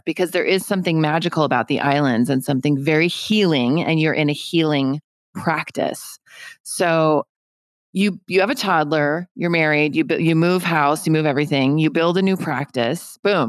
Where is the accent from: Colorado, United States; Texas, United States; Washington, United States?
Colorado, United States; Denver; now in California, United States; I'm from Denver, so I grew up in a sort of cold climate, nothing like Massachusetts.